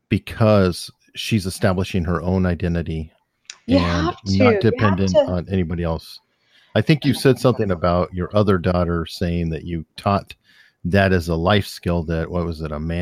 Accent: Tucson, Arizona, United States; I grew up in Tucson, Arizona, in the Catalina Foothills area, the richest part.

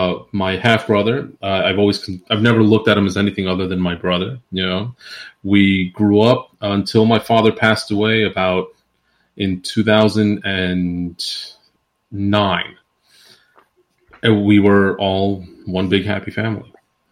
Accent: Queens, New York, United States; also born or lived in New Jersey / Central Florida; I'm originally I was born in New Jersey. I was raised between Queens, New York, and Central Florida.

